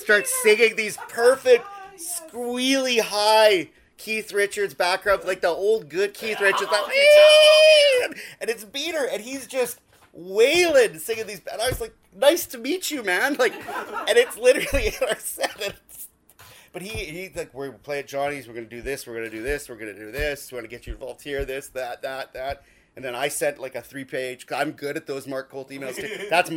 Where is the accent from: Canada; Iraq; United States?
Canada; Dauphin, Manitoba; moved away; I'm from Dauphin